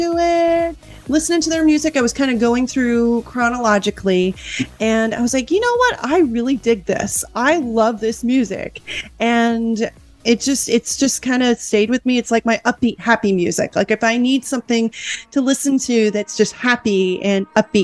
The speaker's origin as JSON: {"language": "English", "country": "United States", "said": "I'm an American"}